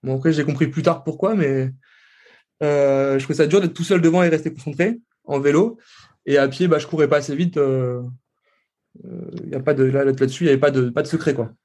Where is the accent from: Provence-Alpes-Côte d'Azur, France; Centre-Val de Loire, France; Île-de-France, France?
Centre-Val de Loire, France; Tours; moi, je viens de Tours.